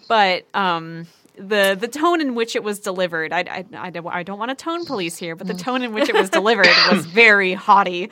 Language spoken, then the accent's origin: English; Port Townsend, Washington, United States; my hometown of Port Townsend